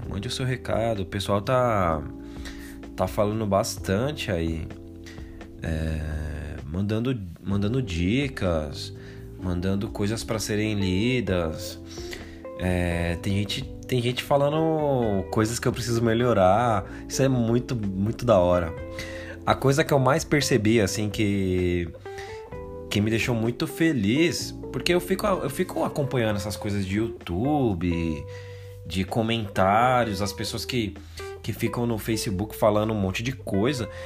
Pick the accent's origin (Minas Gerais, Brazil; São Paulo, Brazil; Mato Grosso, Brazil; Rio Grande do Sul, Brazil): São Paulo, Brazil; Eu que nasci e fui criado no Capão Redondo